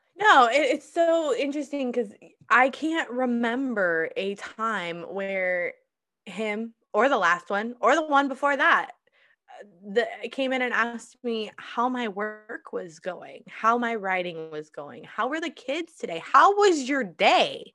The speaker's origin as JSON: {"language": "English", "region": "Iowa", "country": "United States", "tie": "born or raised there", "moved": "yes", "said": "I'm moving to, back to my home state, back to Iowa"}